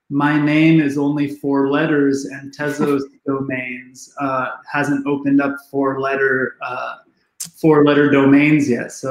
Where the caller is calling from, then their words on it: California, United States; I am in Southern California.